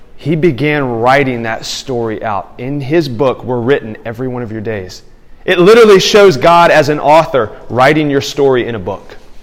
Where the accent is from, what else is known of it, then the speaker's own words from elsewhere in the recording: Tuscumbia, Alabama, United States; now in Houston, United States; my hometown. Like there's something about when I come into that town and visit it now that I live in Houston. When I come to Tuscumbia, Alabama